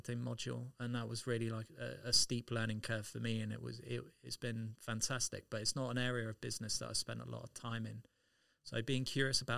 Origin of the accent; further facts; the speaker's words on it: Southampton, South East England, United Kingdom; I was born in the United Kingdom and raised in a port city called Southampton, which is on the south coast of England